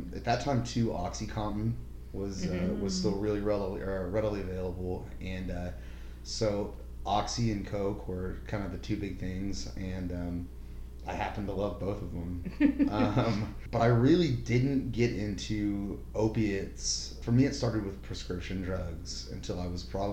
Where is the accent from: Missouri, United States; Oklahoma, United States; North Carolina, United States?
Oklahoma, United States; Norman; I grew up locally here in Norman